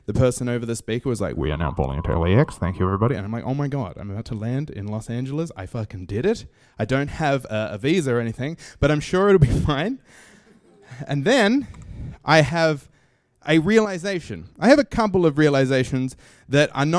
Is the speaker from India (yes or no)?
no; Australia; moved away as an adult; now in New York, United States; I come from Australia